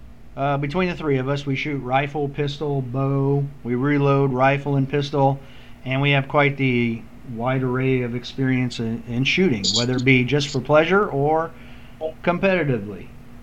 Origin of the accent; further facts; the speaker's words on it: Central or Northern Virginia, United States; We're all from Central or Northern Virginia, between Fredericksburg, Winchester, or Front Royal, and Warrenton.